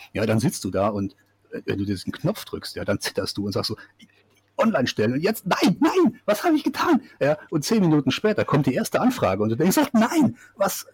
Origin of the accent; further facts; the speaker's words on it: Siegerland, North Rhine-Westphalia, Germany; moved away as an adult; also born or lived in Karlsruhe; now in New Zealand; das Siegerland, wo ich aufgewachsen bin